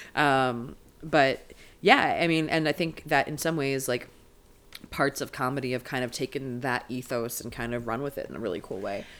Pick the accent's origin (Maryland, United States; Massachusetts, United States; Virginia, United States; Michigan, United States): Maryland, United States; moved away as an adult; now in Los Angeles, United States; I'm a LA comedian by way of Maryland originally. I'm from Maryland as a person